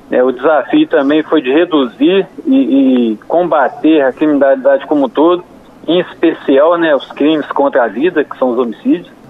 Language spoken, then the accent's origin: Portuguese; São João del Rei, Minas Gerais, Brazil; born there; localizada em São João del Rei e a cidade onde eu nasci.